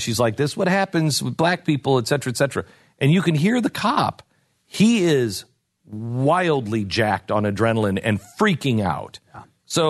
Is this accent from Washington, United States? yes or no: yes; Seattle, Washington, United States; I grew up in Seattle. We didn't have the Klan, or at least the Klan that I knew of.